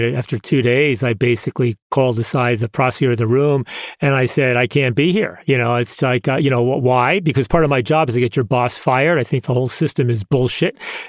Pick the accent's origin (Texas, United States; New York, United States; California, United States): New York, United States; Yonkers; I grew up in Yonkers decade before that time that you did it.